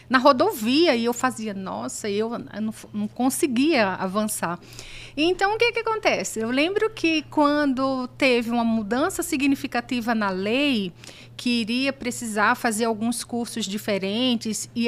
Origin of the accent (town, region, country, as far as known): Recife, Pernambuco, Brazil; moved away as an adult; also born or lived in São Paulo